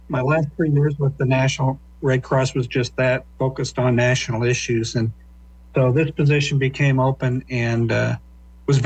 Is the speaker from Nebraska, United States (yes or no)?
yes; Lincoln, Nebraska, United States; moved away as an adult; I was born and raised in Lincoln. Local guy.